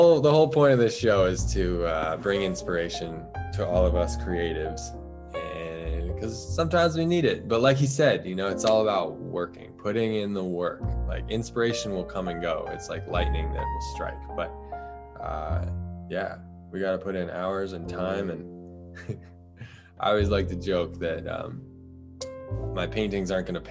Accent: United States; I'm from the United States

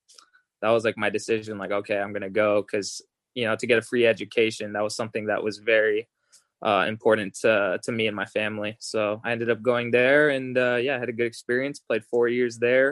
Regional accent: Las Vegas, Nevada, United States; moved away as an adult; now in Los Angeles, United States; I grew up in Vegas. I moved there when I was 2 years old.

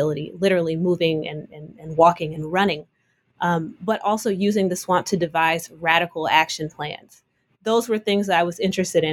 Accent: Oakland, California, United States; I'm from Oakland, California.

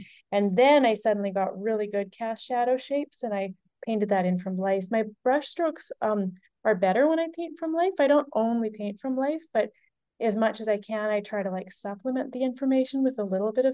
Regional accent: Nelson, British Columbia, Canada; now in New York City, United States; I was in Nelson some of the time that I was working on this painting, my hometown in Canada

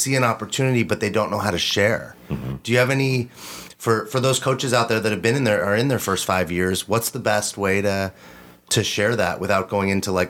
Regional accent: Los Angeles, California, United States; We have a huge similar community from growing up in Los Angeles in the same area together, going to school together.

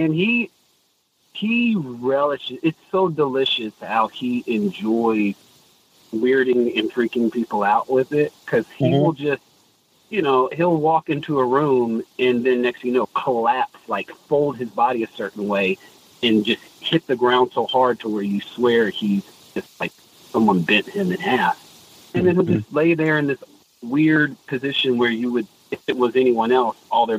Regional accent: Alabama, United States; I'm from Alabama

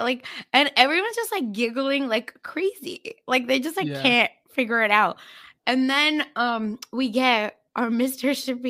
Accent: Mumbai, Maharashtra, India; like I'm from Mumbai, which is like a more cosmopolitan city

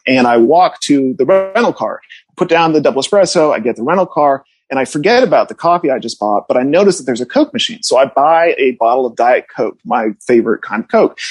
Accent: New England, United States; also born or lived in Connecticut / Chapel Hill, North Carolina; now in Los Angeles, United States; I grew up in New England

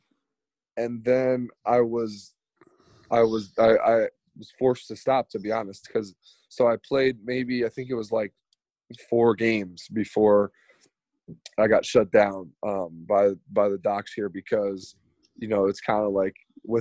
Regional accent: New York, United States; I grew up in New York.

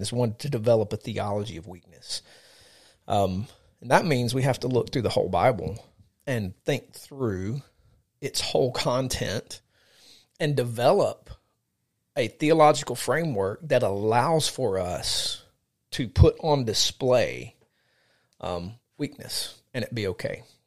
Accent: United States; I'm an American citizen

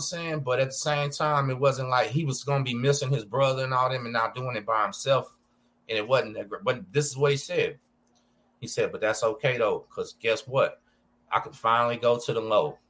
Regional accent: Galveston, Texas, United States; I'm from Galveston

